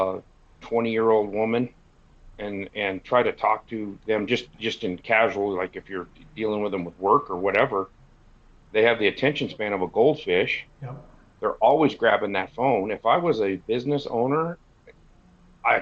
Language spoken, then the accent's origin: English; Eastern Washington, United States; moved away; my hometown in Eastern Washington